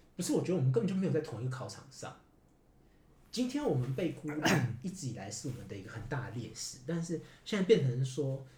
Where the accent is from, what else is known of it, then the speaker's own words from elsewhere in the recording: Taiwan; moved away as an adult; now in Japan; 我们台湾人